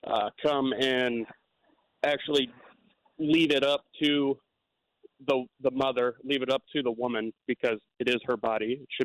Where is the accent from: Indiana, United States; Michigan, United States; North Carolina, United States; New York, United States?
Indiana, United States; moved away as an adult; now in California, United States; I'm from Indiana. I'll be 26 next month. Been there my whole life up until last March, and been in California.